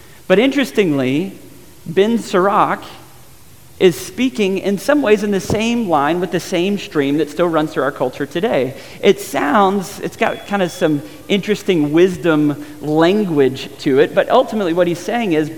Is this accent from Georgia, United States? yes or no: yes; Georgia, United States; a guy that spent some time growing up in Georgia